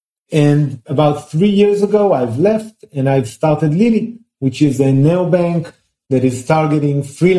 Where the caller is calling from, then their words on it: Israel; I'm calling in from Israel right now at my home due to COVID situations.